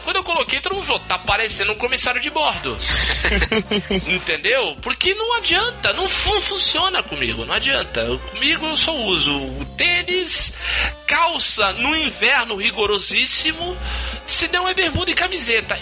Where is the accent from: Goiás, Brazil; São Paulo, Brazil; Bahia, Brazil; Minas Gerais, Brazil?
São Paulo, Brazil; Santos; Eu sou Santista